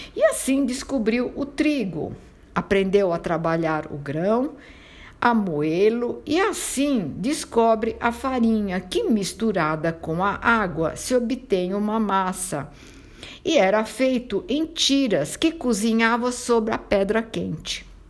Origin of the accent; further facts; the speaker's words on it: San Marco Argentano, Calabria, Italy; sou italiana, nasci na região da Calábria, numa pequena cidade chamada San Marco Argentano